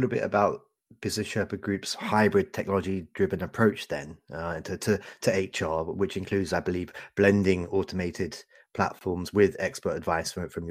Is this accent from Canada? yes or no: yes; Canada; I'm also a Canadian, despite my city accent.